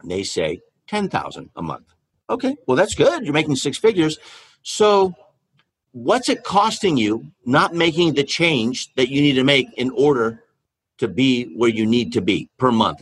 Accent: California, United States; I was born in California

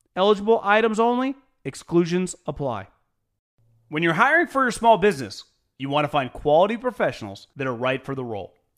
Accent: Davis, California, United States; born or raised there; moved away; also born or lived in Philadelphia

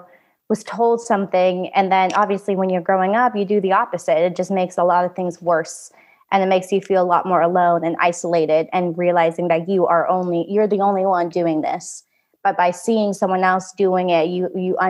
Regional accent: Oregon, United States; also born or lived in Da Nang, Vietnam; I grew up in a tiny, tiny town in Oregon

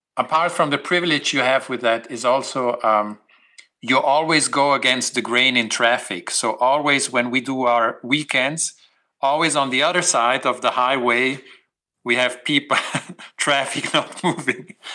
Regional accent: Switzerland; I'm from the Alps

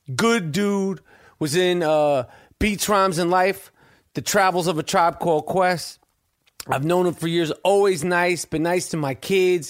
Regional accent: New York City, New York, United States; I'm born and raised in New York City. Born and raised. New York Hospital

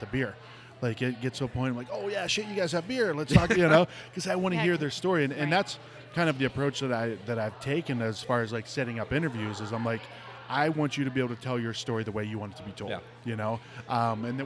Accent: Ohio, United States; also born or lived in Youngstown, Ohio; now in Arizona, United States; I grew up in Ohio

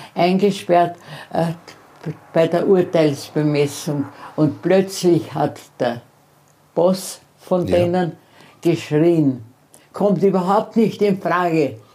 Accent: Austria; ich bin Österreicherin

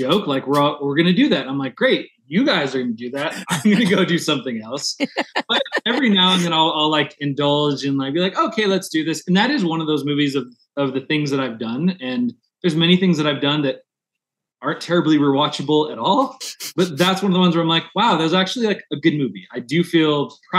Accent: Southern California, United States; now in Denver, United States; I'm from Southern California.

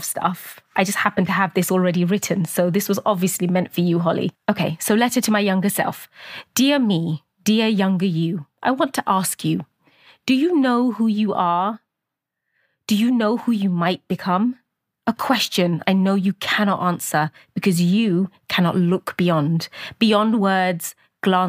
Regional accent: Luton, East of England, United Kingdom; from Luton.

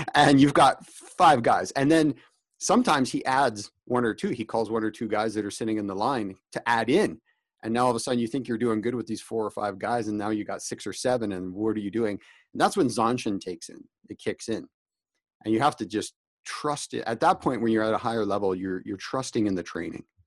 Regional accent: Canada; also born or lived in Calgary, Alberta; I'm Canadian

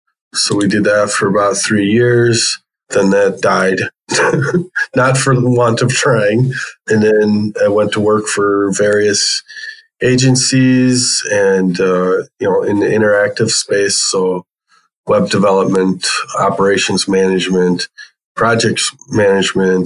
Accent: Brookfield, Wisconsin, United States; also born or lived in Iowa / Glendale, Arizona; Grew up in Brookfield, Wisconsin, which is just west of Milwaukee, and it's where I live today

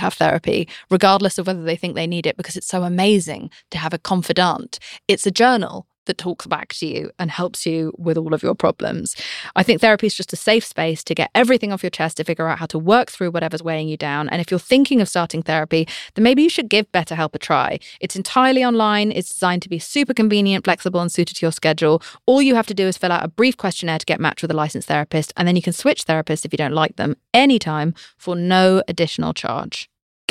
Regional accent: United Kingdom; I'm British

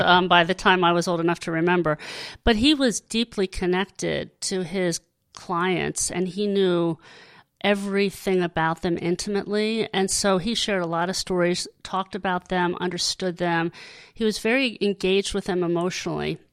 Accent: Hershey, Pennsylvania, United States; I grew up in Hershey

